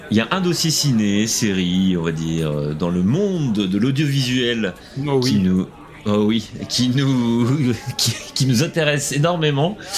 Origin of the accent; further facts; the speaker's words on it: France; Et surtout que nous, on est français.